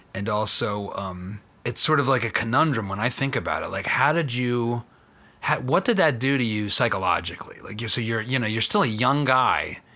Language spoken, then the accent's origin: English; Philadelphia, Pennsylvania, United States; I'm from Philly